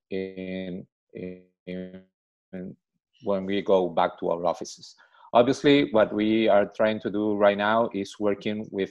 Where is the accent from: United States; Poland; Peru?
Peru; Lima; I'm from Lima, from Peru.